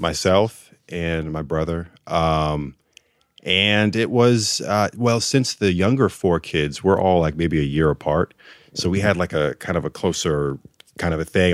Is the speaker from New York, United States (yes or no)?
yes; Rochester, New York, United States; we grew up in Rochester